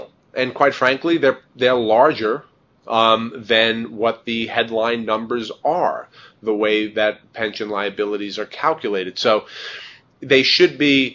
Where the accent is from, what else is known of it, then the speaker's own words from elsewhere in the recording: New York, United States; I'm a New Yorker